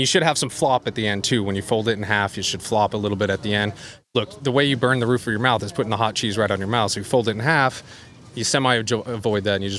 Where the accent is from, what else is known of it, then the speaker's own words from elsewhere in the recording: Albuquerque, New Mexico, United States; now in New York, United States; I'm from Albuquerque, New Mexico originally.